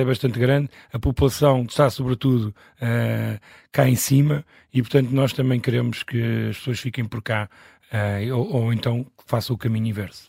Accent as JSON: {"language": "Portuguese", "region": "Lisbon", "country": "Portugal", "tie": "born or raised there", "said": "aqui no bairro de Alvalade, onde eu nasci"}